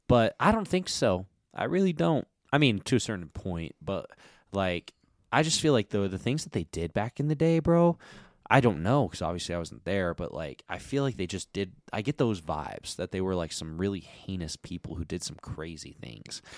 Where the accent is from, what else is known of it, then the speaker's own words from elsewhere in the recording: United States; I'm an American